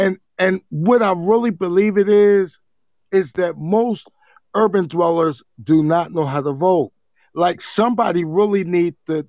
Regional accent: New Jersey, United States; now in Ohio, United States; I'm in Ohio. Now, understand, I'm from Jersey

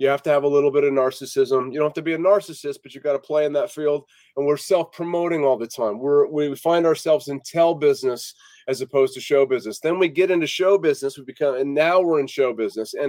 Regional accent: Las Vegas, Nevada, United States; moved away as an adult; I moved here when I was about one years old, and I grew up here. I was here from 71 until 2000

